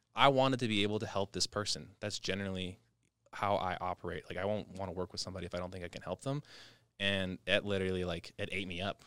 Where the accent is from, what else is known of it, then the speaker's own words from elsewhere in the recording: Las Vegas, Nevada, United States; Vegas native